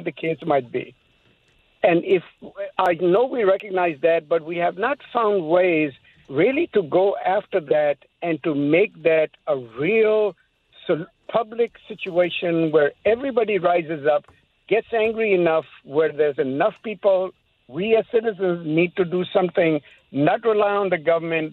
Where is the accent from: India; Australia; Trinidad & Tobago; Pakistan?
Pakistan; now in United States; I'm from Pakistan